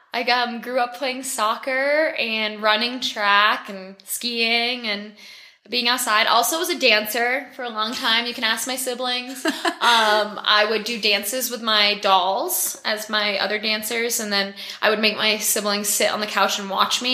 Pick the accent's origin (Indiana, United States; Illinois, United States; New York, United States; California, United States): New York, United States; Lake Placid; I grew up in Lake Placid, near Lake Placid, so around the Ironman culture.